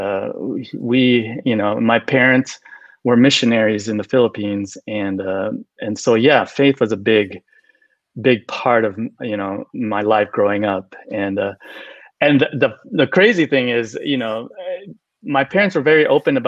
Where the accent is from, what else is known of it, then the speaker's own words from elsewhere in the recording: Southern California, United States; I grew up in Southern California